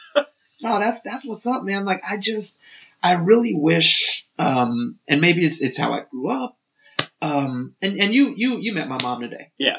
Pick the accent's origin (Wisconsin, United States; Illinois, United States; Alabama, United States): Illinois, United States; Chicago; also born or lived in Moscow, Idaho; now in Idaho, United States; I'm, I'm from Chicago